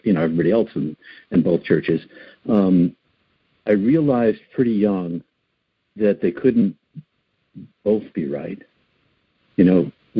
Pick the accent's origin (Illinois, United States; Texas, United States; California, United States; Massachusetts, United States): Massachusetts, United States; outside of Boston, Metro West; now in Maine, United States; I live on the coast of Maine now, but I grew up outside of Boston, Metro West, as it's called now, about 20 miles out the Mass Pike, and went to Catholic high school, grew up in this small city, it was kind of a blue-collar factory town